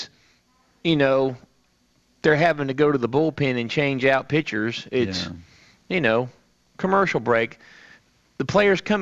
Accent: Ohio, United States; moved away; I grew up in Ohio

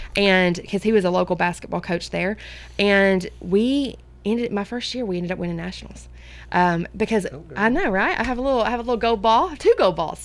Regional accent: Centertown, Tennessee, United States; also born or lived in Woodbury, Tennessee; I am from Center Town

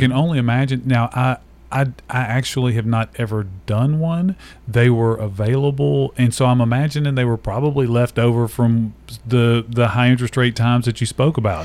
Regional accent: Nashville, Tennessee, United States; I was born and raised in Nashville, so native Nashville

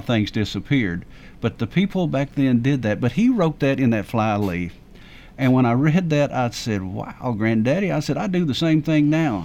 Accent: the South, United States; I'm from the South

